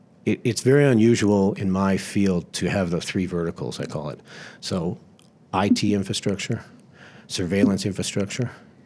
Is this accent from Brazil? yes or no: no; Bahamas; now in Florida, United States; I was headed back to Florida that's where I lived, essentially, while I was traveling around because I came from the Bahamas across there, and that's where all my friends were.